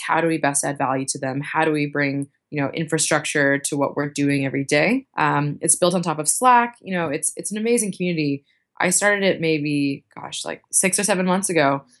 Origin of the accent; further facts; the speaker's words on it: Boston, Massachusetts, United States; moved away as an adult; also born or lived in New York City; now in Dublin, Ireland; I'm originally from Boston, um, but I call New York City home.